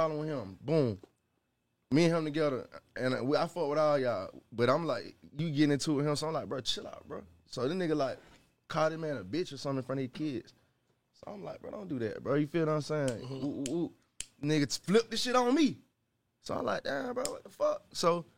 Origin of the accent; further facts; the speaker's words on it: Stone Mountain, Georgia, United States; also born or lived in Gwinnett / Atlanta; I'm from Stone Mountain